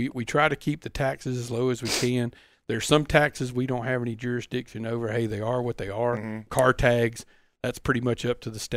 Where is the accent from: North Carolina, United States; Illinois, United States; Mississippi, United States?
Mississippi, United States; Pascagoula; Growing up, growing up in Pascagoula, let me tell you